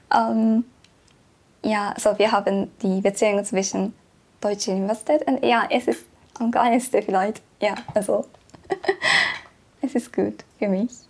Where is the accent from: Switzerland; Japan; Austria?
Japan; Tokyo; German is a second language; moved away as an adult; now in Tübingen, Germany; ich komme aus Japan, aber ich komme aus Tokio